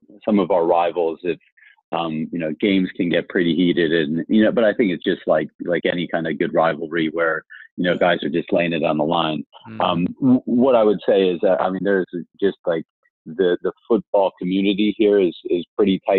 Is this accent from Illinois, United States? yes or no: yes; Chicago, Illinois, United States; moved away as an adult; also born or lived in Bermuda; now in London, United Kingdom; I grew up in Chicago, so I'm a Bears fan